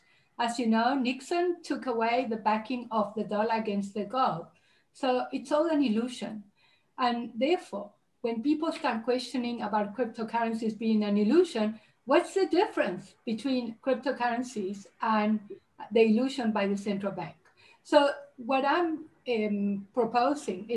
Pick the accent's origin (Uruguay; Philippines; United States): Uruguay; moved away; I'm originally from Uruguay and South America